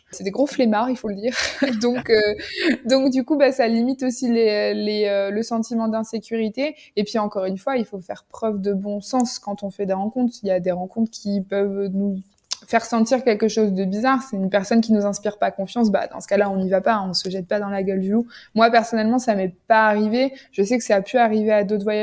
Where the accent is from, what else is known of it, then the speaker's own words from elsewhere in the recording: Nantes, Pays de la Loire, France; moved away as an adult; now in Jordan; moi, je suis originaire de Nantes